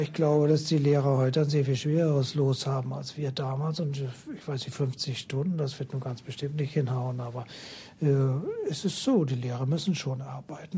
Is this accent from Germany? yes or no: yes; Northern Germany, Germany; Als Norddeutscher